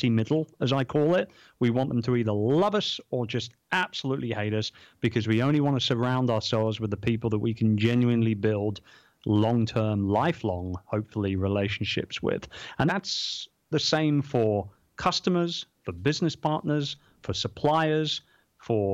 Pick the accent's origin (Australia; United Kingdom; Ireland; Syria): United Kingdom; London; I'm from London.